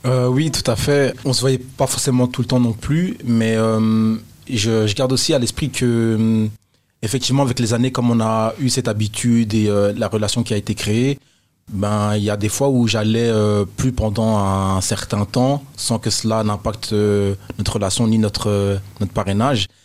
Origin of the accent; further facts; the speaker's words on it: Brussels, Brussels-Capital Region, Belgium; also born or lived in Nivelles; quand je parle de la maison, je parle de chez moi à Bruxelles